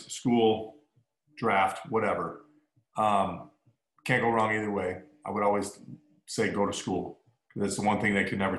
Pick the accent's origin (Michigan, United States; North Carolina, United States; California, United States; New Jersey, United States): Michigan, United States; Trenton; born or raised there; moved away